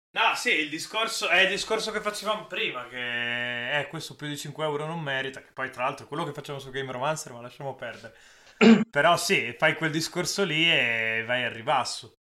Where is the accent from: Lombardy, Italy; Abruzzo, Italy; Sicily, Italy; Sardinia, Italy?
Lombardy, Italy; Milan; sono milanese